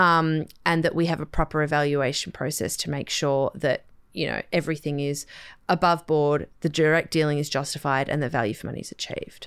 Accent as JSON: {"language": "English", "town": "Sydney", "region": "New South Wales", "country": "Australia", "tie": "born or raised there", "said": "I grew up on the North Shore"}